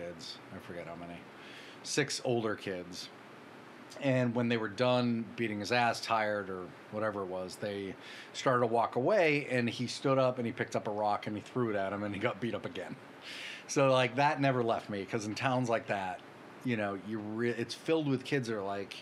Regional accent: Brockton, Massachusetts, United States; moved away as an adult; now in Los Angeles, United States; I'm from Brockton, Massachusetts.

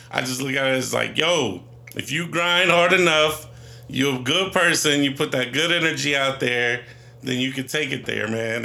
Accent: Newark, Ohio, United States; I grew up in Newark, Ohio.

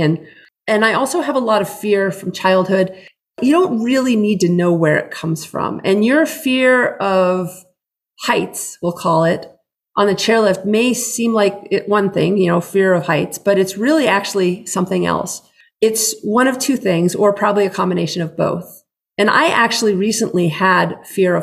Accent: New Hampshire, United States; moved away; I grew up in New Hampshire

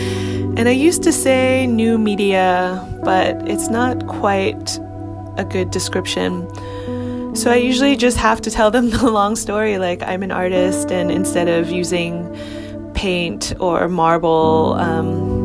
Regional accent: New York City, New York, United States; I grew up in New York in Chinatown

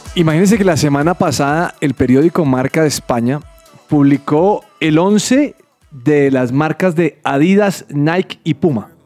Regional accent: Colombia; Los colombianos somos colombianos

